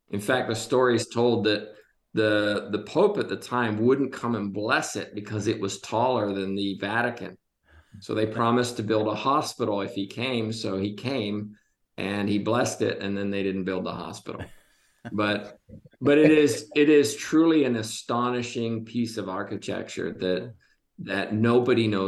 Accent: Côte d’Ivoire; I spent a lot of time growing up in Ivory Coast.

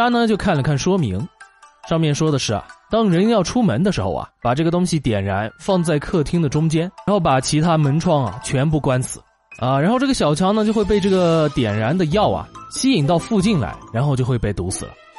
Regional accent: South China, China; 作为一个土生土长的南方人，要提醒一下啊，来我们南方的北方人啊

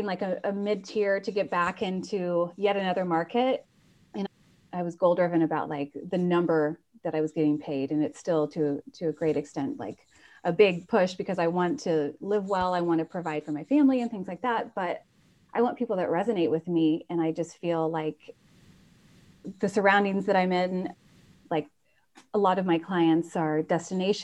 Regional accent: Indiana, United States; also born or lived in Chicago / Ireland; now in Napa, United States; I'm from the Midwest. So I'm from Indiana originally

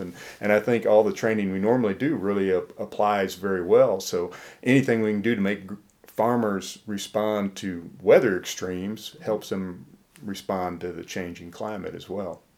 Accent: Iowa, United States; also born or lived in Mississippi / Alabama; now in Tennessee, United States; I grew up in Iowa

